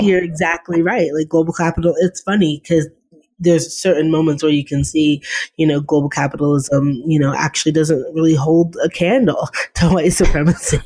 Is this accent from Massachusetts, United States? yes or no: yes; Boston, Massachusetts, United States; I really grew up in the heyday of Boston sports